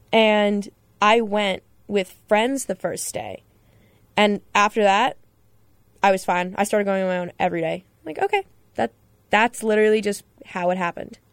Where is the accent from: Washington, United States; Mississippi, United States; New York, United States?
New York, United States; Long Island; I'm from Long Island